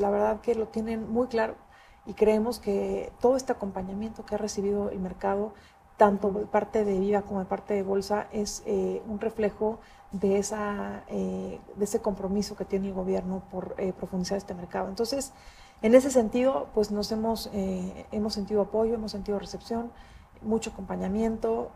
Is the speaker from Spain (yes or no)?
no; Mexico